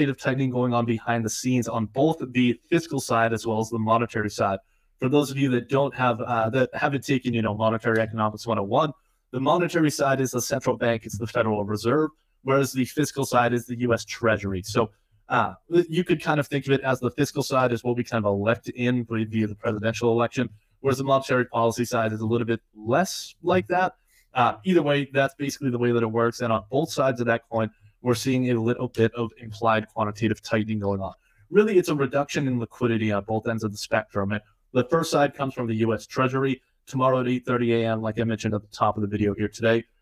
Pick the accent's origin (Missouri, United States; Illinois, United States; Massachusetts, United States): Massachusetts, United States; my home state of Massachusetts